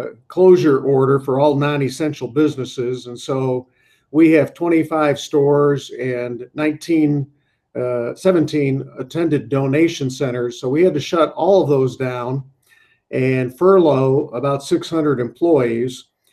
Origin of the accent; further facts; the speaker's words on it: Syracuse, New York, United States; I grew up in upstate New York, Syracuse, and I was the son of a blue-collar worker and a stay-at-home mom